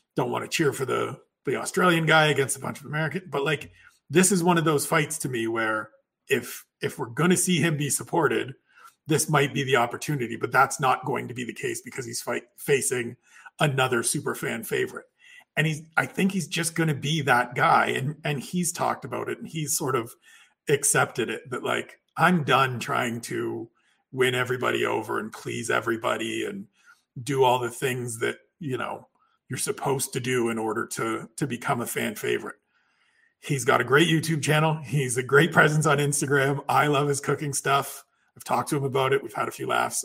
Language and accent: English; Canada; one Canadian sitting here